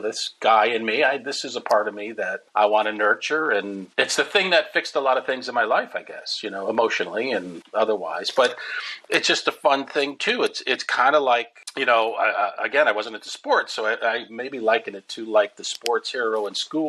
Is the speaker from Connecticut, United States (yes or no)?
yes; Waterbury, Connecticut, United States; moved away as an adult; also born or lived in New York City; I'm still living in my hometown in Waterbury, Connecticut, this little factory town